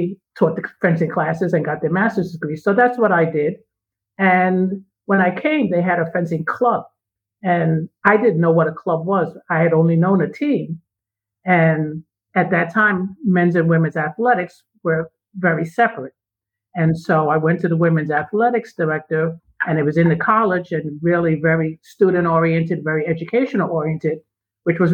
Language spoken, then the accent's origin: English; New York City, New York, United States; moved away as an adult; I'm from New York City. I grew up in Harlem